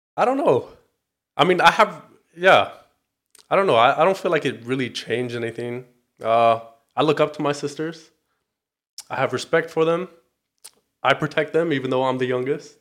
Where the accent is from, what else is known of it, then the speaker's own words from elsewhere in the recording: Torrance, California, United States; I am from the South Bay, Torrance, California